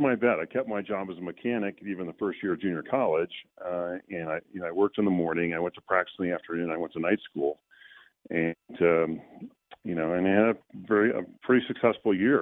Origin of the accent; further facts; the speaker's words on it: Southern California, United States; growing up in Southern California, the reason I played water polo is that I grew up at the beach